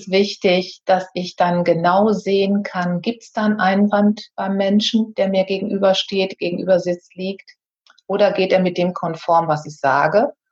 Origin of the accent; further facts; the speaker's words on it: North Rhine-Westphalia, Germany; born there; denn ich bin auf einem Bauernhof am Niederrhein geboren. Ich habe dann den Weg von diesem Bauernhof weggesucht.